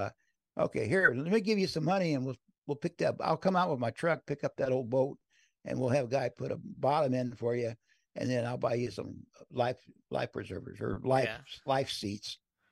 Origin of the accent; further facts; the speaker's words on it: Crownville, Illinois, United States; moved away; My old Schwinn, I used to ride in Crownville, Illinois. And I think we're going to take it up to Crownville, to my hometown.